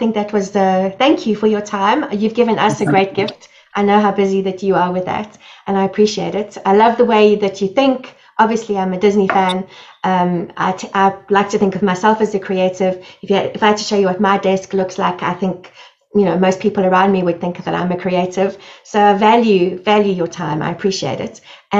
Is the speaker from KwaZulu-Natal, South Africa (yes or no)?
no; Johannesburg, Gauteng, South Africa; Johannesburg, which is my hometown